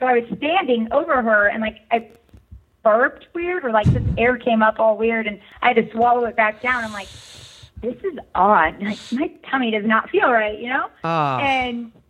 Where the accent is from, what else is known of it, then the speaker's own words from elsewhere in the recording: Walnut Creek, California, United States; moved away; also born or lived in Iowa; I grew up in California, actually